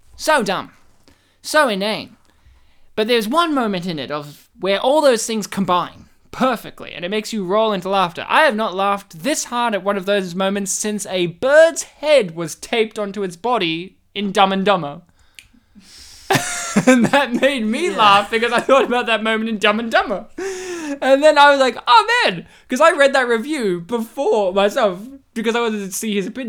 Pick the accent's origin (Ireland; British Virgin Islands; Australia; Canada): Australia; Kempsey, New South Wales; moved away; my hometown of Kempsey